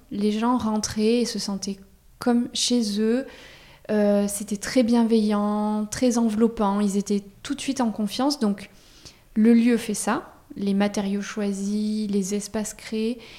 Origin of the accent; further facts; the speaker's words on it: Auvergne-Rhône-Alpes, France; moved away as an adult; now in Bordeaux, France; moi, je suis pas du tout de la région, je suis d'Auvergne. Je débarque à Bordeaux pour mes études